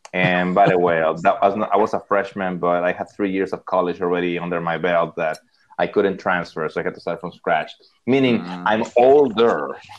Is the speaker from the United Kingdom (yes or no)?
no; Monterrey, Nuevo León, Mexico; moved away as an adult; also born or lived in Sarasota, Florida / Austin, Texas; I'm from Monterrey, Monterrey, Mexico.